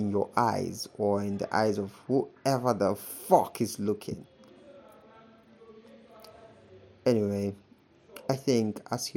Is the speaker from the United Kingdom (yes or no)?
no; Nigeria; as a Nigerian